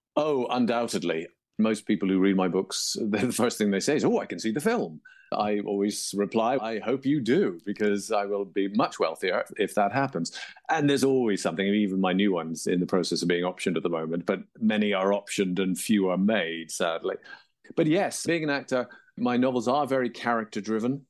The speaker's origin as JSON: {"language": "English", "region": "England", "country": "United Kingdom", "tie": "born or raised there", "also_born_or_lived": "Toronto, Canada", "moved": "yes", "said": "as you can tell by my accent, I grew up in England, though I was born in Toronto"}